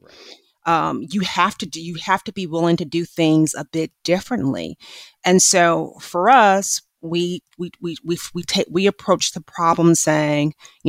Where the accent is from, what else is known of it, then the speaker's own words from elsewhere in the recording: Midwest, United States; growing up in the Midwest to a single parent